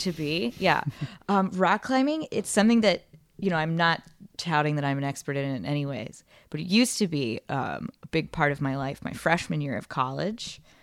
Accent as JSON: {"language": "English", "region": "Northern Virginia", "country": "United States", "tie": "born or raised there", "moved": "yes", "said": "I'm from outside of DC, northern okay. Northern Virginia area. Nova seven hundred oh three"}